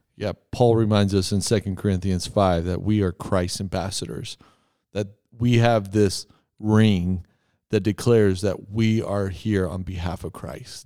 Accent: Texas, United States; I'm from Texas.

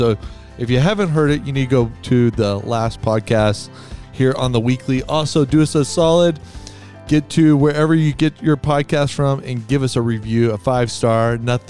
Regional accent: Texas, United States; I'm from Texas, man.

